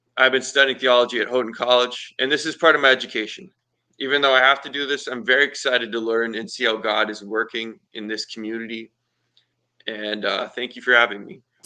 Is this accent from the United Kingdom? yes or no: no; Nova Scotia, Canada; now in Long Lake, United States; I live in Long Lake, New York. I'm 21 years old, and I was born in Nova Scotia.